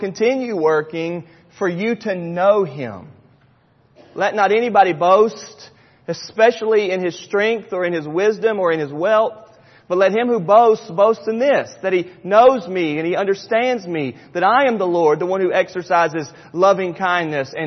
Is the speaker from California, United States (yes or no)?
no; Charlotte, North Carolina, United States; When I was in high school growing up in Charlotte, North Carolina